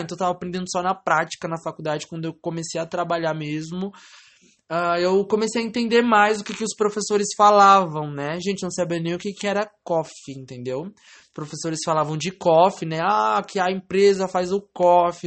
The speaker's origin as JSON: {"language": "Portuguese", "town": "Francisco Morato", "region": "São Paulo", "country": "Brazil", "tie": "born or raised there", "said": "Eu nasci em Francisco Morato, São Paulo, na, no Hospital da Santa Casa de Misericórdia"}